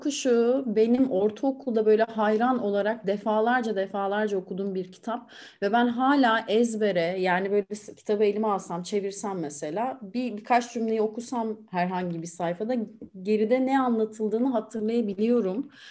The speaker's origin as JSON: {"language": "Turkish", "region": "Aegean Region", "country": "Turkey", "moved": "as an adult", "lives_now": "Istanbul, Turkey", "said": "ben Egeliyim"}